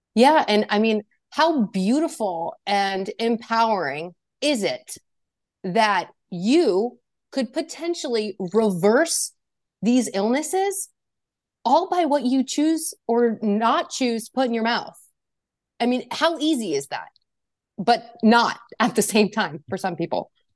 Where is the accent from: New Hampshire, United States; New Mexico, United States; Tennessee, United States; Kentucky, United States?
New Hampshire, United States; I am from New Hampshire